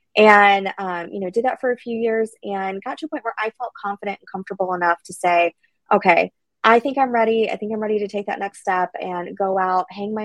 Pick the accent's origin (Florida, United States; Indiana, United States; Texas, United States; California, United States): Florida, United States; Tampa; I am born and raised in Tampa. Actually, went to school here at Gaither High School in over in the Carrollwood area.